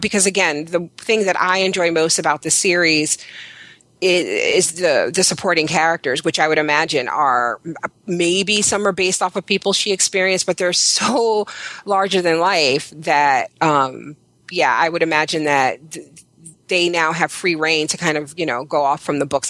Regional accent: New York City, New York, United States; I'm from Brooklyn, New York.

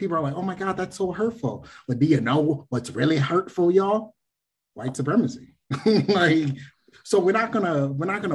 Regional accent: East Coast, United States; I'm from the East Coast

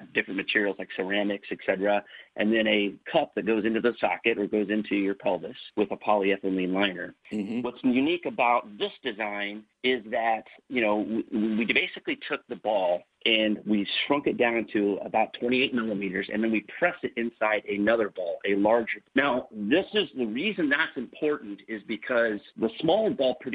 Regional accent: Northern Indiana, United States; also born or lived in Kansas City, Missouri; now in Warsaw, United States; I grew up in Northern Indiana.

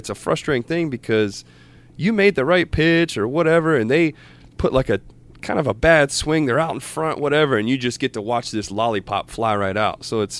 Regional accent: Columbus, Ohio, United States; Columbus, Ohio. And I'm not a Buckeye fan.

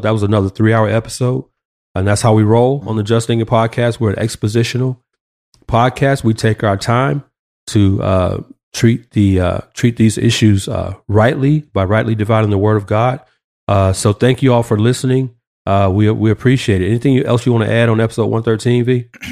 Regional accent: Atlanta, Georgia, United States; moved away; my hometown, A T L

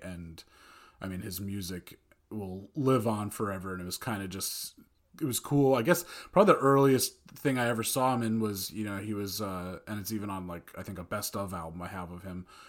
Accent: Old Tappan, New Jersey, United States; from Northern Valley Regional High School at Old Japan, class of oh five

